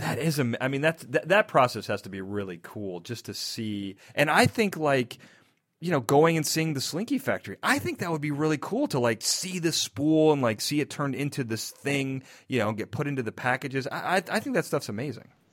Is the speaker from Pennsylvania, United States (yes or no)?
no; Chicago, Illinois, United States; also born or lived in Naperville; I'm from Chicago, and I lived in Naperville for a little bit.